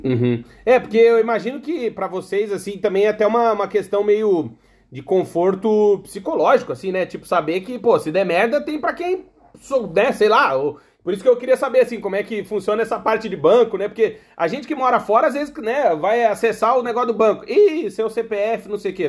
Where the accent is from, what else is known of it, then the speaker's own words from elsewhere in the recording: Alegrete, Rio Grande do Sul, Brazil; moved away as an adult; now in United States; eu sou do Alegrete, né? Eu nasci no Alegrete, que é a fronteira com a Argentina.